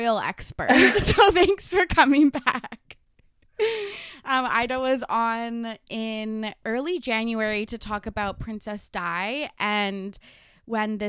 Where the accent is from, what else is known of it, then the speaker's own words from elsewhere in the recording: Canada; every single city is a small town. Like even our biggest ones